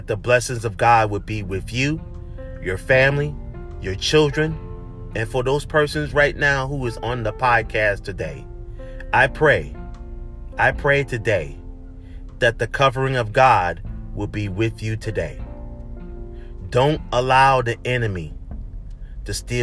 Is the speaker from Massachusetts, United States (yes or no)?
no; Charleston, South Carolina, United States; moved away; That's my hometown, Charleston, South Carolina